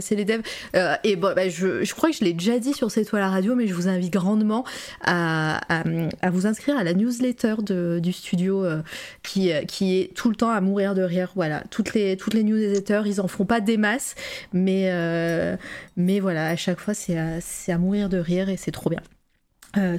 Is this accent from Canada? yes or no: no; Auvergne-Rhône-Alpes, France; accent: Auvergnat; Il s'est senti mon accent auvergnat là-dedans